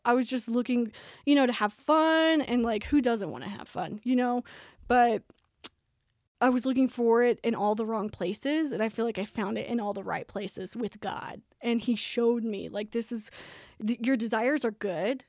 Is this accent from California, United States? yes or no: no; Tulsa, Oklahoma, United States; moved back home to Tulsa and then finished at Saint Gregory's in my hometown